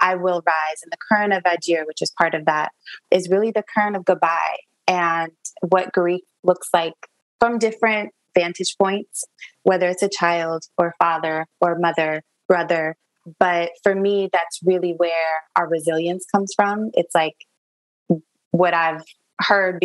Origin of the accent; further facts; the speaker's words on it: Niger; moved away; also born or lived in United States; My heart has always been in Niger, West Africa. That's where I was raised